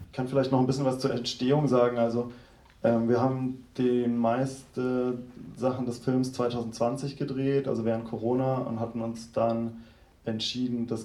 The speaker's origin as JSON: {"language": "German", "town": "Tübingen", "region": "Baden-Württemberg", "country": "Germany", "moved": "yes", "lives_now": "Berlin, Germany", "said": "Ja, ich komme auch aus Süddeutschland, also aus Tübingen und wohne aber jetzt schon über 15 Jahre in Berlin."}